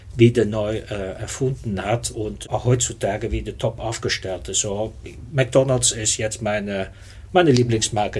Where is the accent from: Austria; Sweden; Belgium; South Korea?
Belgium; German is a second language; moved away as an adult; also born or lived in Netherlands; now in Germany; ich bin äh, Niederländer, in Belgien groß geworden. Seit 97 lebe ich in Deutschland